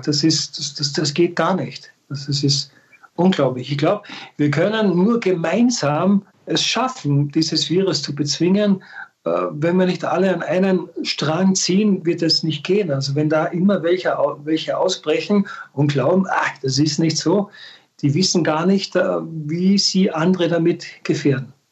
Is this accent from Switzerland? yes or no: no; Austria; bei uns in Österreich